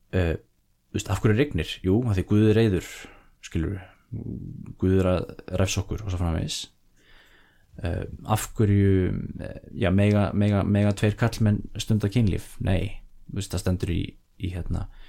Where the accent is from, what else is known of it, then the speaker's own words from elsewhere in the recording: Iceland; við sem Íslendingar